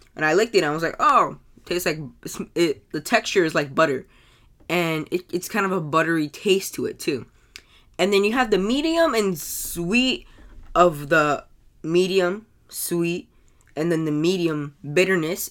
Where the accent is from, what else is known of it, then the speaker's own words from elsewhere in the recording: United States; I'm American.